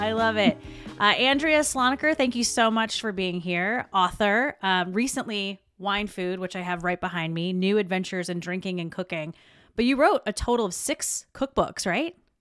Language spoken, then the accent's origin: English; South Carolina, United States; I'm from South Carolina, so we had a lot in our family, bakers and cooks